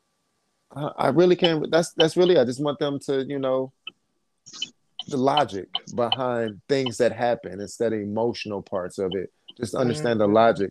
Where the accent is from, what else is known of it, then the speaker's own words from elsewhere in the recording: Detroit, Michigan, United States; I'm from Detroit.